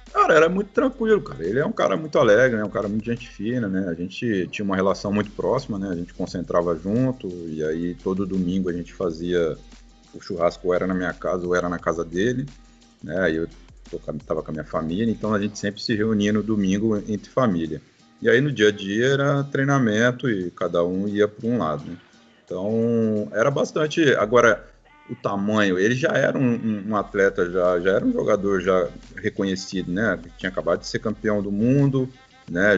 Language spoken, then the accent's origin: Portuguese; Osasco, São Paulo, Brazil; moved away; Eu saí do, do, de Osasco, né? Eu nasci no Jardim Piratininga, em São Paulo. Então eu jogava no Flamenguinho